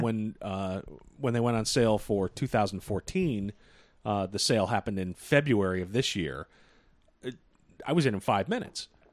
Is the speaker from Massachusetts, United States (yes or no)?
yes; Boston, Massachusetts, United States; We're from Boston.